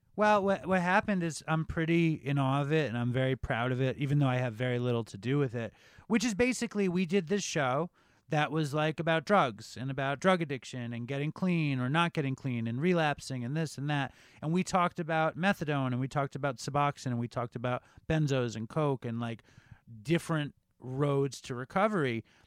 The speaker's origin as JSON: {"language": "English", "town": "New York City", "region": "New York", "country": "United States", "tie": "born or raised there", "said": "I grew up uh, in Chelsea. I grew up on uh, 8th Avenue on 27th Street"}